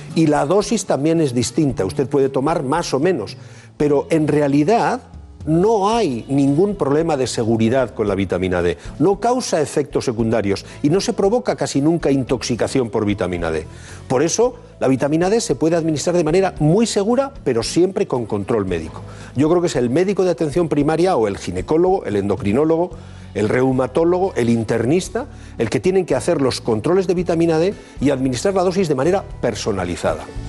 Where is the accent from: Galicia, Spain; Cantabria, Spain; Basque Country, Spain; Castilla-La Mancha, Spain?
Basque Country, Spain; Bilbao; los de Bilbao tenemos una, una, característica